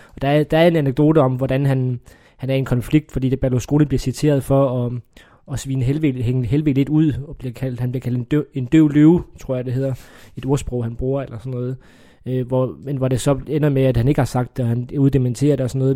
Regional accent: Funen, Southern Denmark, Denmark; jeg er jo fynbo

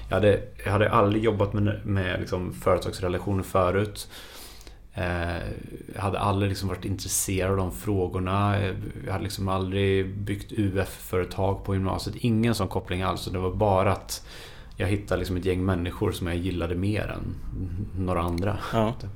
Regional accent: Skövde, Västra Götaland, Sweden; jag är född och uppvuxen i Skövde

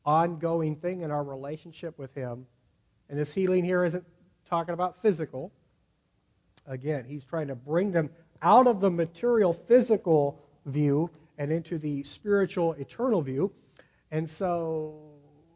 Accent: Sacramento, California, United States; I'm from Sacramento, California, right near where the gold rush happened.

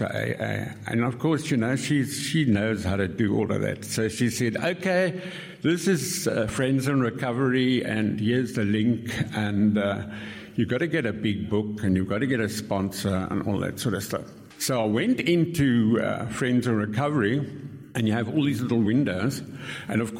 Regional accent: Cape Town, Western Cape, South Africa; also born or lived in Kent, England; now in Salzburg, Austria; I'm from Salzburg, Austria, but as you can hear, I'm actually a Cape Townian, also by heart

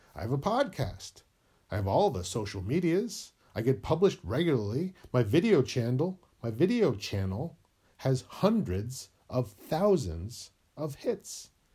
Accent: New England, United States; moved away as an adult; now in California, United States; I was born in New England, and I moved to California when I was twenty-three

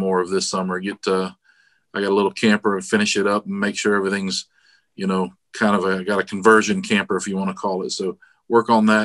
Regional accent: Daytona Beach, Florida, United States; also born or lived in Palm Coast, Florida; I was born in Daytona Beach, Florida. So born and raised in Florida, pretty much

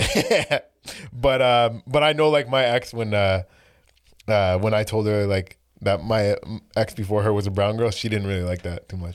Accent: Brampton, Ontario, Canada; I grew up in Brampton

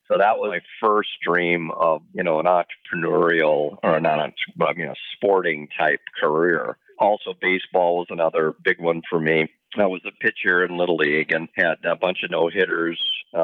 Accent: Port Edwards, Wisconsin, United States; also born or lived in Tarrytown, New York; I don't remember much of the East Coast of Tarrytown because I left there at 3 years old, but did grow up and lived in the heart of the Midwest, the power of the Packers, right outside of Green Bay, of about an hour and a half Midwest in a small town called Port Edward, based on the Wisconsin River

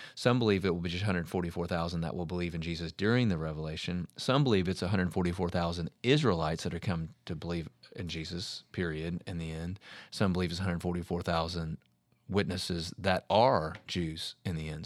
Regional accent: United States; as American Christians

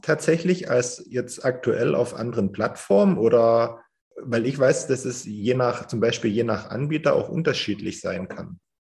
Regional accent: Germany; bei uns in Deutschland

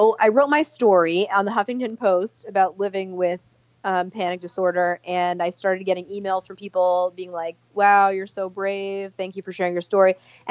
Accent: New York City, New York, United States; now in Portland, United States; I'm from Brooklyn

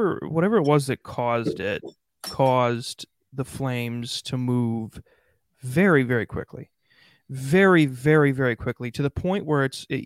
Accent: the foot of the Black Hills, South Dakota, United States; where I grew up in South Dakota, the foot of the Black Hills.

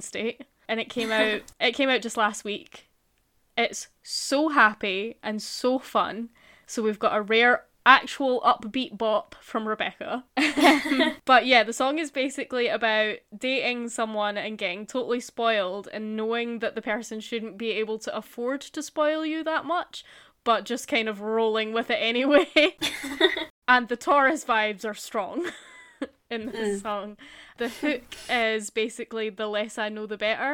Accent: Scotland, United Kingdom; we're Scottish and we say the R's

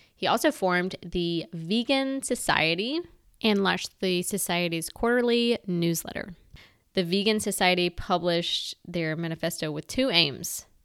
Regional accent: the South, United States; I'm a Southerner. I'm not ashamed of that. I am proud to be from the South

